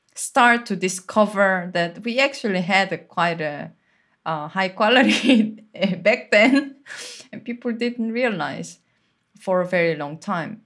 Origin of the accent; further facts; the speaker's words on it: Seoul, South Korea; moved away; I'm from Seoul and there is no single place that you can be quiet there